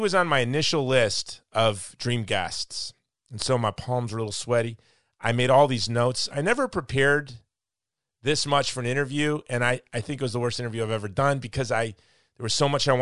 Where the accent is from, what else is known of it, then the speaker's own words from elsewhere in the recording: Hawaii, United States; I'm from Hawaii